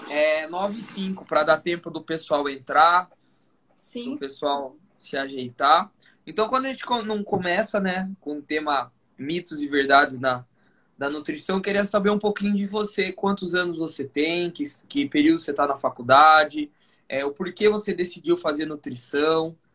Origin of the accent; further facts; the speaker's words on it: Maringá, Paraná, Brazil; Eu sou de Maringá, aqui no Paraná.